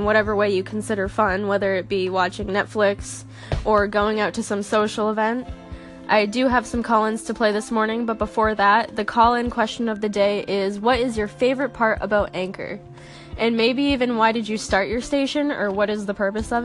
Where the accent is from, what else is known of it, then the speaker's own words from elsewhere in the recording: Massachusetts, United States; I'm from Massachusetts